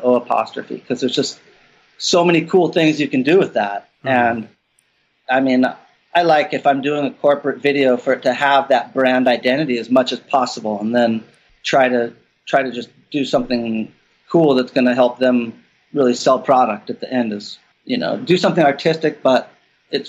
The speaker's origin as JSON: {"language": "English", "town": "Santa Cruz", "region": "California", "country": "United States", "tie": "born or raised there", "said": "growing up in Santa Cruz"}